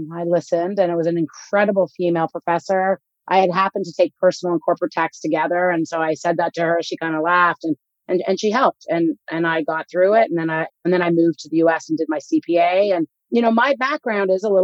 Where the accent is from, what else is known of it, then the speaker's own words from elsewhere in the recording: Canada; I grew up in Canada